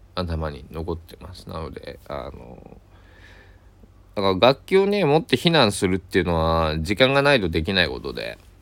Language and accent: Japanese; Kochi, Japan; moved away; 僕 は高知県佐伯市で生まれ育ったんで